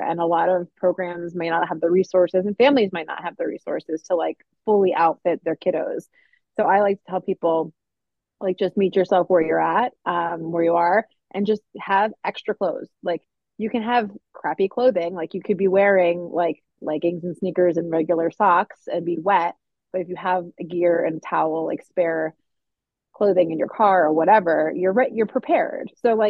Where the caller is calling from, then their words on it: Maine, United States; I'm chiming in from Maine, as Kristen mentioned.